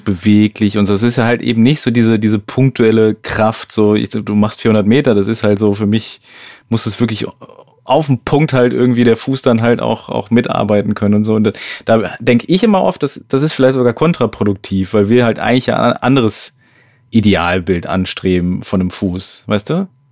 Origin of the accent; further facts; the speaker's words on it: Switzerland; Das hätte ich jetzt auch als Schweizerin nicht